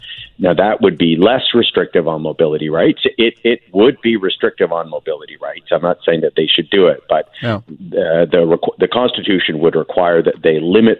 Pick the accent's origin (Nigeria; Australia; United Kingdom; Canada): Canada; I live in Ontario, but I can go anywhere in the country because I'm a Canadian.